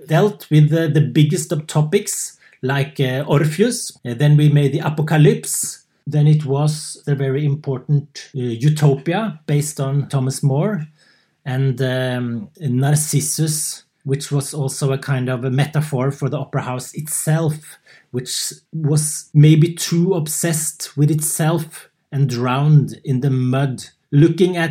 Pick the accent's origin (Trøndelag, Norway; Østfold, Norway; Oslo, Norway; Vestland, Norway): Oslo, Norway; moved away as an adult; also born or lived in Värmland, Sweden; now in Sweden; I come from Oslo, Norway. But for the last 6-7 years, I've been living in the forest in Värmland, Sweden